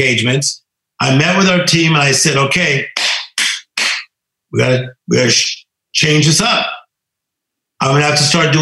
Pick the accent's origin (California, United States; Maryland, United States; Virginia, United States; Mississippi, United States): California, United States; Compton; as poor as we were growing up in Compton, California